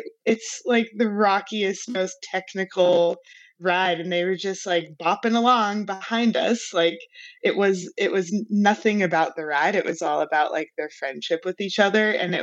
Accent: Albuquerque, New Mexico, United States; growing up in Albuquerque

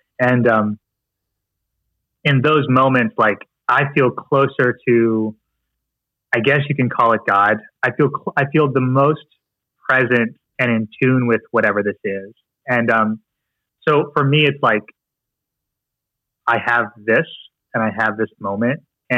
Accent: Philippines; It's like me trying to just tell myself that I'm not Filipino. Like it's just kind of what I am.

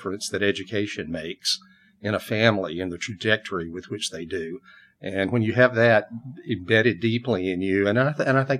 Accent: Atlanta, Georgia, United States; now in Austin, United States; I grew up in Atlanta, Georgia, in that area.

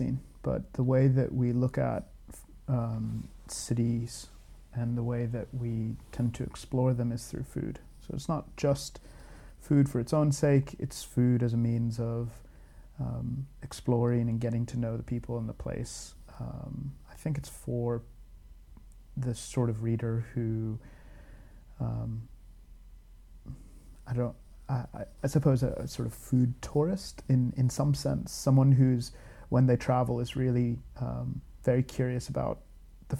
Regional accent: United States; moved away as an adult; also born or lived in Glasgow, United Kingdom; now in London, United Kingdom; I'm American

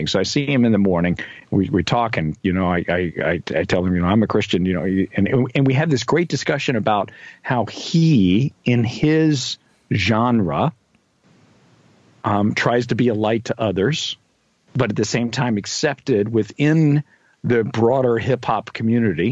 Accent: Kentucky, United States; I was born in Kentucky.

